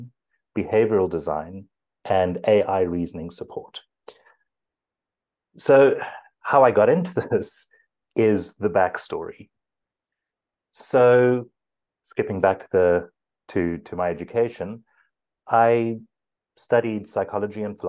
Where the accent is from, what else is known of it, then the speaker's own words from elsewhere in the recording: South Africa; first language English; I'm from South Africa, so that's a good Afrikaans surname. I grew up English